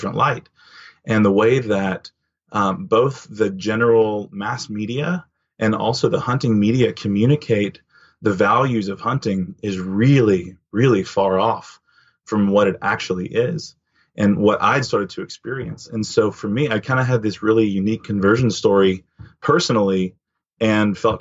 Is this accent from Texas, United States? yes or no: yes; Dallas, Texas, United States; growing up in Texas, most everybody hunts